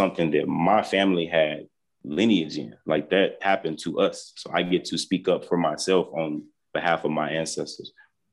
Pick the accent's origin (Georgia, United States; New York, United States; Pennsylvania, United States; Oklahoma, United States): Oklahoma, United States; Tulsa; I'm a man from North Tulsa, Oklahoma.